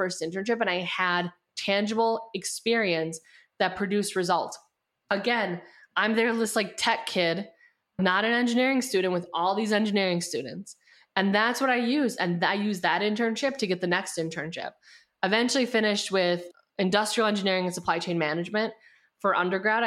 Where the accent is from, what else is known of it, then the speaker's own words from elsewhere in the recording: Wisconsin, United States; moved away as an adult; also born or lived in New York City; I grew up in Wisconsin